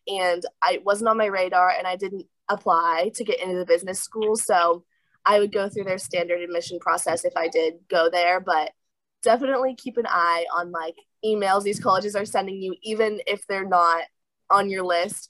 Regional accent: Southern California, United States; I am from Southern California, and I go to Modern Day High School

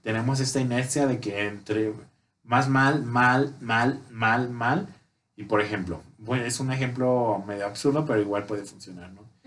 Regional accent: Mexico; una buena costumbre que tenemos aquí en México

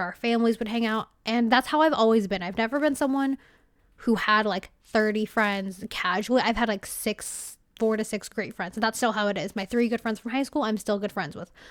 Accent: California, United States; I'm from California

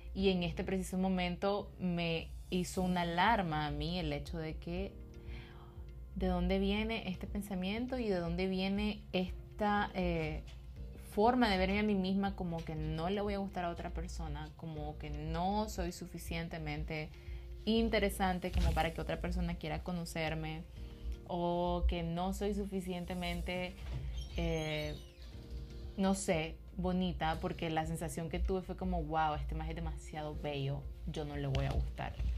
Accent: Nicaragua; como centroamericanas, como nicaragüenses

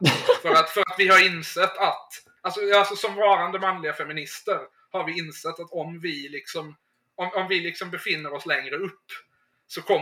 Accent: Sweden; Nu ska väl i och för sig jag som svensk inte kasta sten när det gäller det.

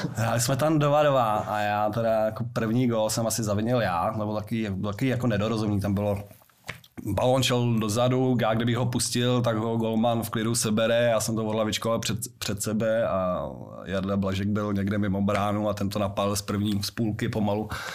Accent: Prague, Czechia; also born or lived in Liberec; u nás na Brandově

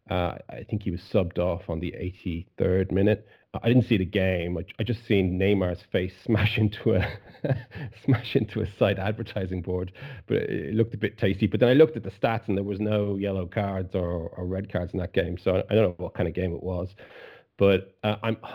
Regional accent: Ireland; I'm Irish

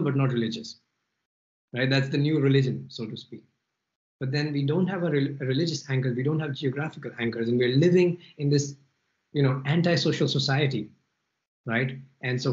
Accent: Delhi, India; moved away as an adult; also born or lived in Philippines / Malaysia / Paris; now in Spain; I grew up in Delhi. I lived in a few cities in India. Then I lived in Philippines and Malaysia, then Paris, now in Spain

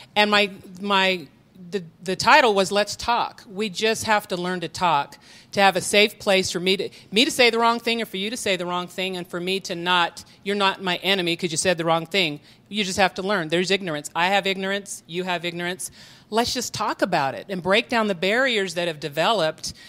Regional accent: Utah, United States; I've been here my whole life

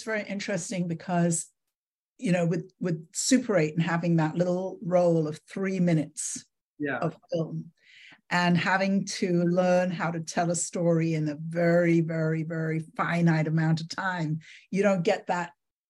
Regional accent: London, United Kingdom; moved away; also born or lived in Miami; I grew up in London and I didn't really get it until I moved to Miami

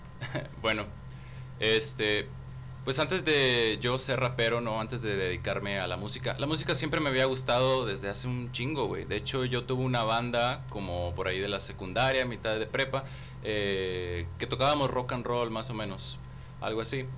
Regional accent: Río Bravo, Tamaulipas, Mexico; Yo nací en Río Bravo, güey. En Río Bravo, Tamaulipas.

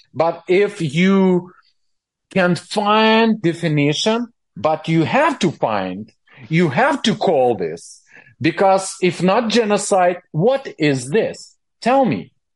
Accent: Ukraine; I was born in Soviet Union, but on Ukrainian territory. I'm Ukrainian.

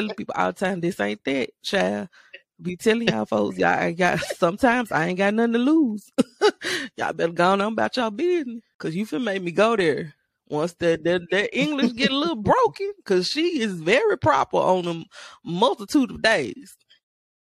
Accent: Memphis, Tennessee, United States; also born or lived in Mississippi; I was raised here in Memphis, Tennessee, 901

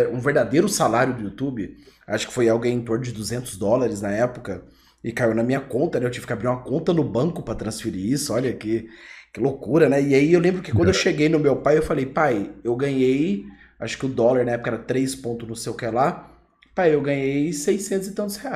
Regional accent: Goiânia, Goiás, Brazil; sou de Goiânia

